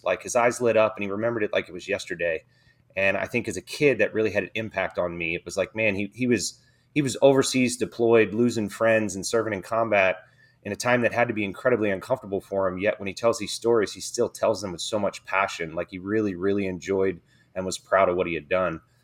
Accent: Dover, Delaware, United States; I grew up in Dover, Delaware, um, small town, uh, it's an Air Force town, actually

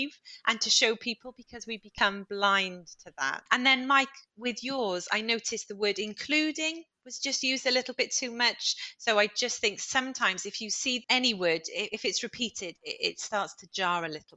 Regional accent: United Kingdom; as British people

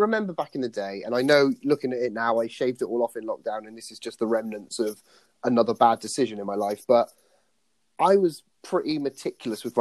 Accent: Tewkesbury, South West England, United Kingdom; we're both from Tewkesbury

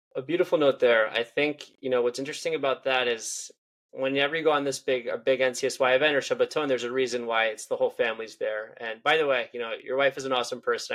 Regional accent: Israel; I'm from Israel

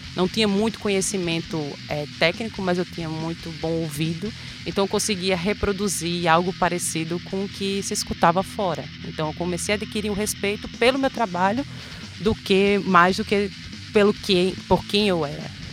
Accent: Macaíba, Rio Grande do Norte, Brazil; also born or lived in Natal; now in São Gonçalo do Amarante, Brazil; Sou natural de Natal, mas morei a minha vida inteira em Macaíba.

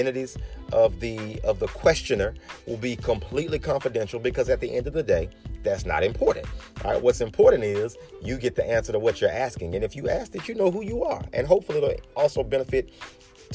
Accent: Birmingham, Alabama, United States; my hometown, good old Birmingham, Alabama

